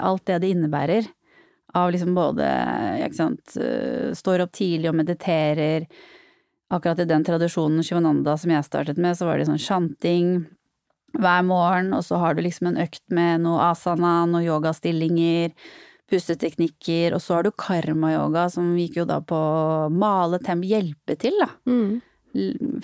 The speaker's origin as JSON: {"language": "Norwegian", "country": "Norway", "also_born_or_lived": "Netherlands", "said": "min vennegjeng hjemme i Norge"}